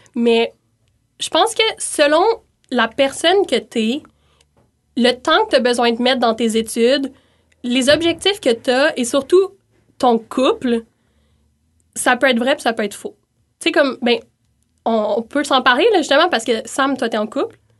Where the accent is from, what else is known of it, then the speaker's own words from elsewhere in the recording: Montreal, Quebec, Canada; moved away as an adult; now in Quebec City, Canada; je viens de Montréal initialement